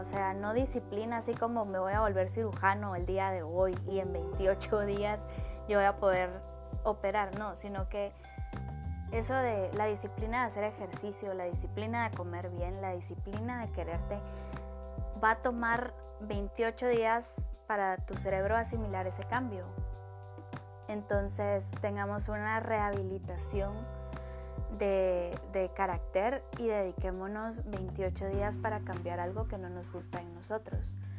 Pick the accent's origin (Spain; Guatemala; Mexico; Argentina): Guatemala; yo soy de Guatemala